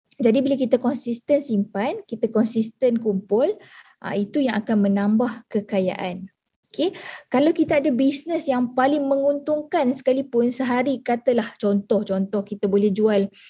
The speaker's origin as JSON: {"language": "Malay", "town": "Alor Setar", "region": "Kedah", "country": "Malaysia", "said": "Saya berasal daripada Alustar Kedah"}